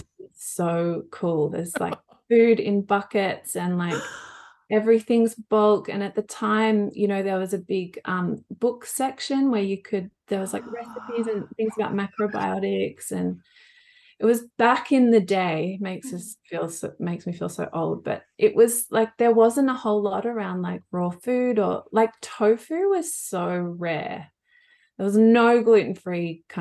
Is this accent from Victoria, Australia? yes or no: no; Blue Mountains, New South Wales, Australia; I grew up in the Blue Mountains where you both are.